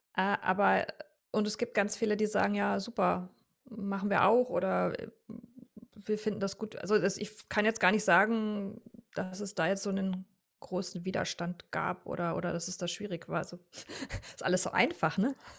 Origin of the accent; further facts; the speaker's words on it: Rhineland, Germany; moved away as an adult; now in Vienna, Austria; ich komme ursprünglich aus Deutschland und ähm, eben aus dem Rheinland